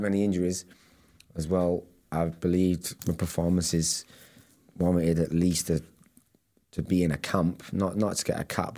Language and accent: English; Manchester, North West England, United Kingdom; I was the lad from Manchester